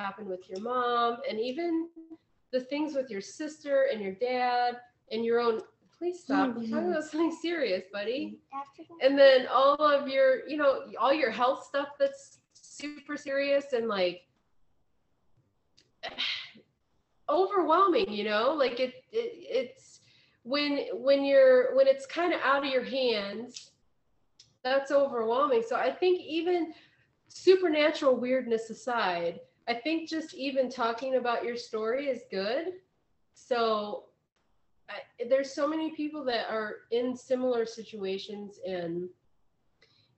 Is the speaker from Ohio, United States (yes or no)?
yes; Ohio, United States; moved away; I grew up in Ohio. We don't have scorpions.